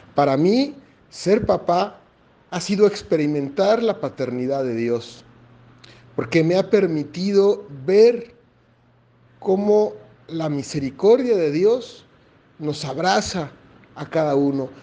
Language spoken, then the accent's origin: Spanish; Mexico; now in Chile; soy mexicano, pero vivo en Chile desde hace 20 años